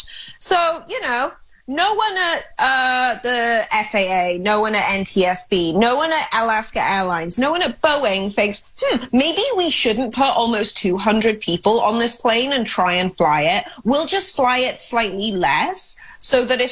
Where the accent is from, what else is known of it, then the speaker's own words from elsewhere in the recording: Wales, United Kingdom; now in United States; I, being a European, being Welsh